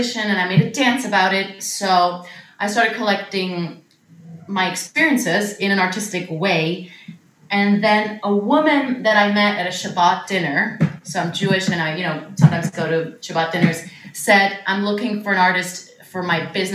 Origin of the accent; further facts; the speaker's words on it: Switzerland; moved away as an adult; now in New York, United States; I grew up in Switzerland. I moved to New York to study musical theater